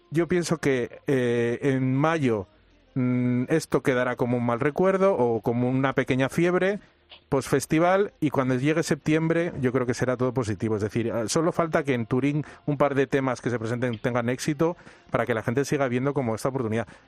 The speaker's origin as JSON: {"language": "Spanish", "country": "Spain", "said": "mm, somos españoles."}